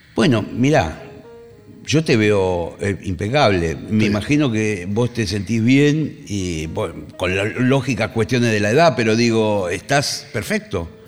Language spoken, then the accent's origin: Spanish; Monte Grande, Buenos Aires Province, Argentina; Yo soy nacido en Monte Grande, vivo en Monte Grande hoy en día. nunca me fui.